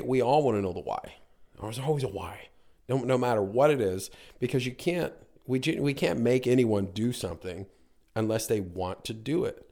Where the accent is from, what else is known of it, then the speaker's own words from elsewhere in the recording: North Carolina, United States; moved away as an adult; also born or lived in Niagara Falls, Canada; now in Canada; grew up, uh, most of my life in North Carolina